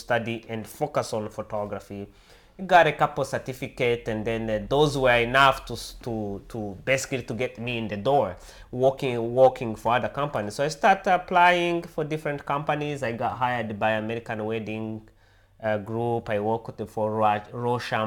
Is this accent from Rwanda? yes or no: yes; Rwanda; English is a second language; moved away as an adult; now in United States; I was born and raised in Africa, in East Africa, in a country called Rwanda. I lived there until I was about 27 years old